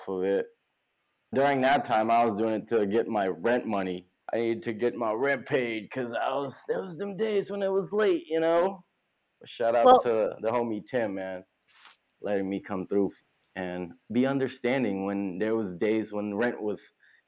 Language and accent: English; California, United States; now in New York City, United States; I'm not from here. Like I said, I'm from California